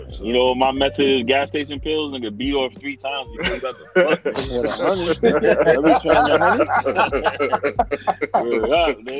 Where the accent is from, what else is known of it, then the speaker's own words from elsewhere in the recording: New York, United States; I'm from New York.